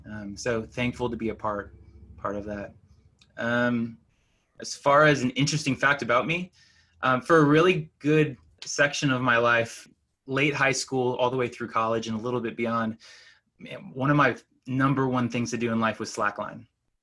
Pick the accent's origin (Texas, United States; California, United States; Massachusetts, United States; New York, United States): Texas, United States; Houston; moved away as an adult; also born or lived in New England; I grew up in Houston, Texas. I came to New England to go to Gordon-Conwell.